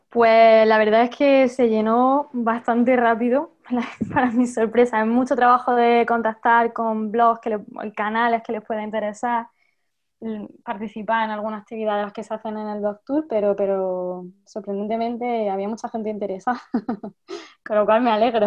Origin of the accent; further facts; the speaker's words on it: Jaén, Andalusia, Spain; yo soy de Jaén